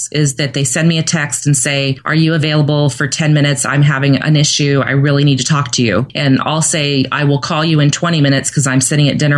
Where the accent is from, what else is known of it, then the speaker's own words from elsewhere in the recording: Santa Barbara, California, United States; moved away; I grew up in Santa Barbara as a little girl and loved it there